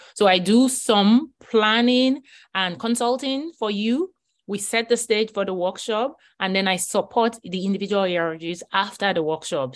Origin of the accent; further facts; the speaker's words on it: Nigeria; moved away as an adult; now in United States; I grew up in Nigeria and I came to the U S at age twenty-five